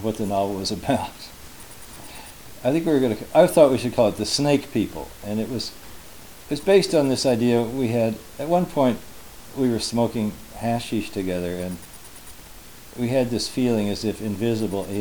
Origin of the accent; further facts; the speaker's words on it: Louisville, Kentucky, United States; as a 14-year-old in Louisville, Kentucky in 1960